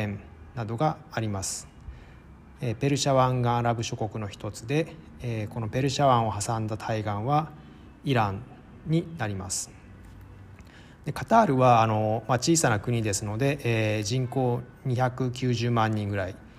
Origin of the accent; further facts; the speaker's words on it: Tokyo, Japan; moved away as an adult; also born or lived in Moscow, Russia / Hokkaido; now in Cairo, Egypt; 1979年東京生まれ